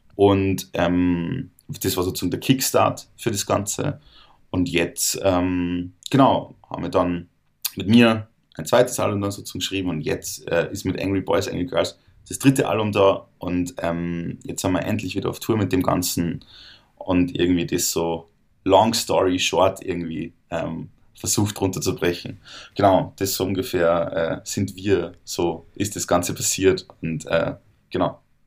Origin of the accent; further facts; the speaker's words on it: Salzburg, Austria; ich komme aus Salzburg